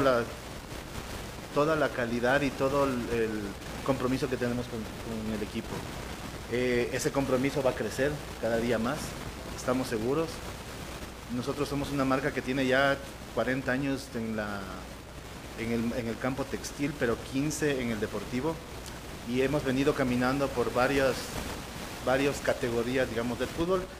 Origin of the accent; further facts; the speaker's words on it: Quito, Pichincha, Ecuador; me da gusto como quiteño